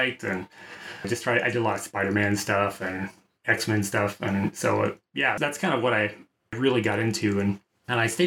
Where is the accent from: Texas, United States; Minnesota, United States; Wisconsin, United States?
Texas, United States; moved away as an adult; now in San Francisco, United States; I'm from Texas